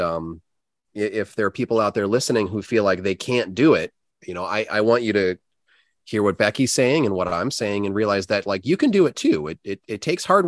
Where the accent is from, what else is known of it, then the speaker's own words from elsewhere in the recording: United States; an American piercer who really doesn't have very much culture and history compared to a lot of other countries